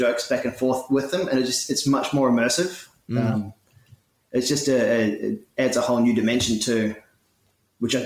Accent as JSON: {"language": "English", "town": "Dunedin", "region": "Otago", "country": "New Zealand", "tie": "born or raised there", "moved": "as an adult", "lives_now": "Melbourne, Australia", "said": "I have a mother and a father and two brothers back in New Zealand, back in my hometown of Dunedin"}